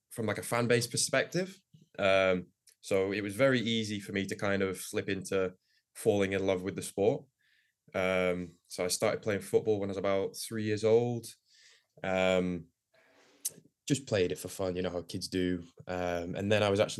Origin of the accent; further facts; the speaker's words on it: Woodbridge, Ontario, Canada; I grew up here playing in Woodbridge, um, so um, kind of around like the League One Ontario system.